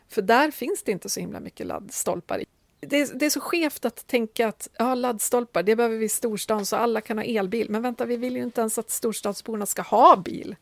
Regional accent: Timrå, Västernorrland County, Sweden; kommunen som jag är uppväxt i, Timrå

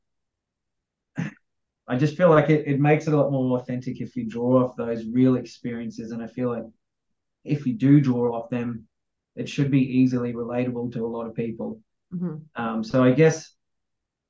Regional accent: Australia; being Aussie

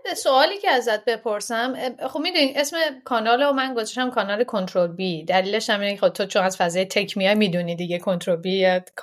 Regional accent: Iran; moved away; از ایران اومدیم

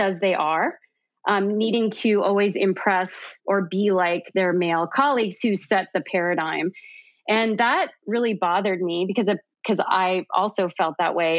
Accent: Canada; now in United States; I'm originally from Canada. I now live in the US

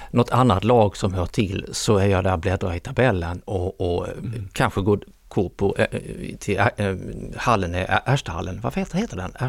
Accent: Kristianstad, Skåne, Sweden; moved away as an adult; now in Stockholm, Sweden; Jag är från Kristianstad. Jag hade varit ett par ut, år utomlands

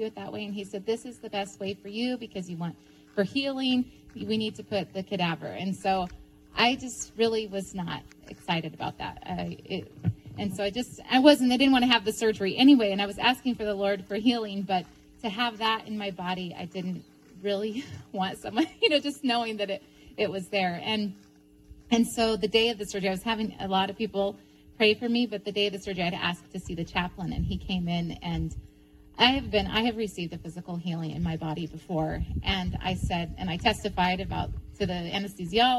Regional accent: United States; moved away as an adult; also born or lived in Ukraine; I'm originally from Tulip.

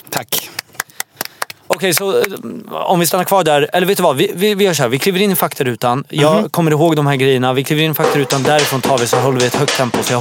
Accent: Syria; now in Sweden; Jag är från Syrien och i min kultur då kindpussas man som fan också.

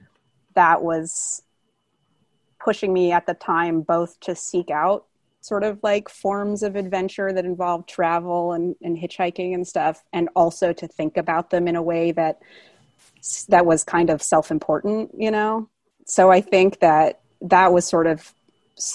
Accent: Bay Area, California, United States; I grew up in the Bay Area.

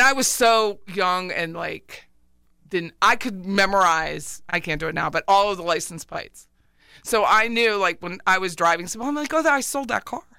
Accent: Pennsylvania, United States; moved away; I'm from Pennsylvania

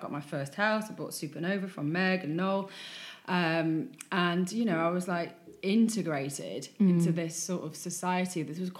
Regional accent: Wigan, North West England, United Kingdom; I mean, I'm from Wigan, you know, and you know, you don't often get that on a Friday night. You know, having said that, being brought up in Wigan and going out in Wigan on a Friday night is still my favourite memories, you know?

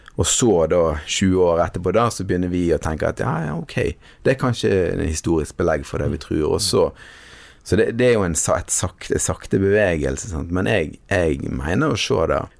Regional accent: Western Norway, Norway; jeg har vokst opp eh, på Vestlandet, her vi sitter nå

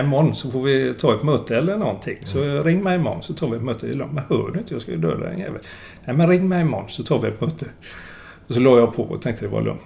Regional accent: Gothenburg, Västra Götaland, Sweden; jag är göteborgare och har bott här hela mitt liv.

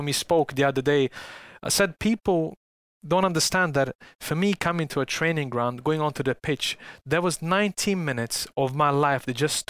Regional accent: Salford, North West England, United Kingdom; growing up in Salford

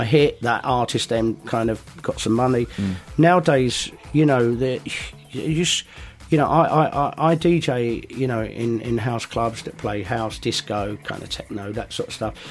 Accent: London, United Kingdom; we're from London

